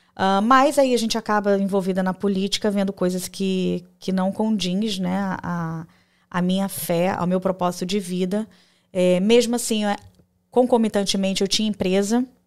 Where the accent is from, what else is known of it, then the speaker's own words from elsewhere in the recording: Rio de Janeiro, Brazil; moved away as an adult; also born or lived in Porto Velho, Rondônia; now in United States; eu sou natural do Rio de Janeiro, carioca da Gema